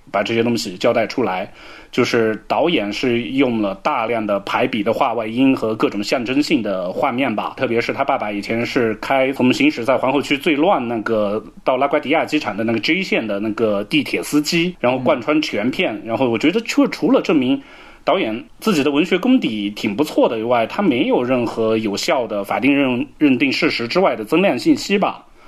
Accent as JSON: {"language": "Chinese", "country": "China", "said": "以我们中国人的思维习惯"}